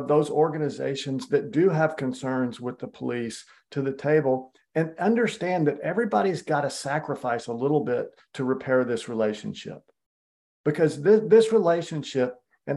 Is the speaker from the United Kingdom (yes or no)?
no; Austin, Texas, United States; I grew up here in Austin.